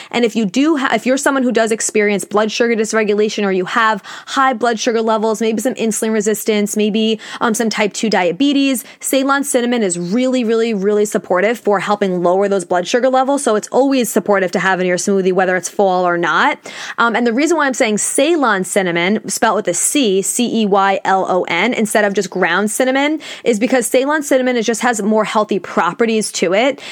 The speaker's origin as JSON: {"language": "English", "region": "New York", "country": "United States", "said": "I'm from New York, I live on Long Island"}